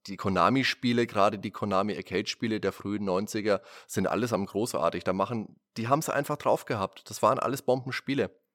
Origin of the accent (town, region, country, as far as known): Germany